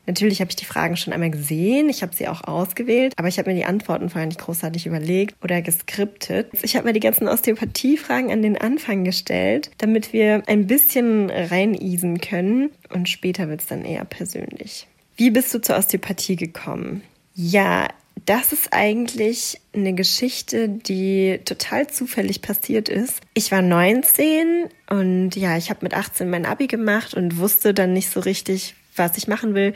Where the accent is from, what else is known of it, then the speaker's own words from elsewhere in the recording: a small town in North Rhine-Westphalia, Germany; now in Frankfurt, Germany; ich komme aus einer Kleinstadt in Nordrhein-Westfalen.